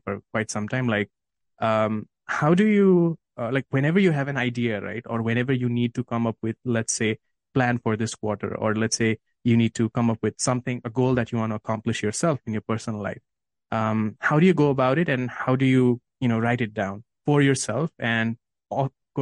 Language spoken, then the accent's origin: English; Nepal; I'm from Nepal